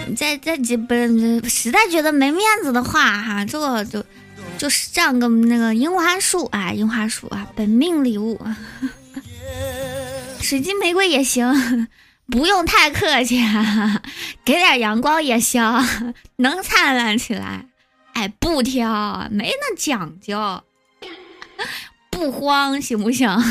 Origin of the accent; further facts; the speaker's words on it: Yueyang, Hunan, China; also born or lived in Nanjing; now in Changsha, China; 我是湖南的，才说了我老家是岳阳的